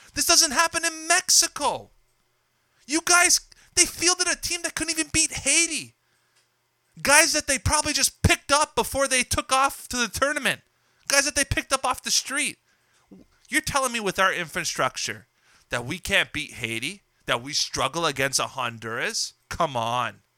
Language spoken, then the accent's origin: English; Trapani, Sicily, Italy; now in Canada; one of my hometown clubs, Trapani